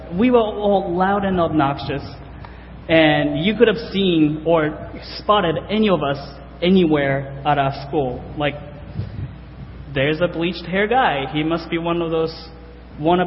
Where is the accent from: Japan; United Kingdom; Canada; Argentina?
Japan; moved away as an adult; now in United States; I'm from Japan. I grew up in Japan, graduated high school in Japan, and came over to the States in 2008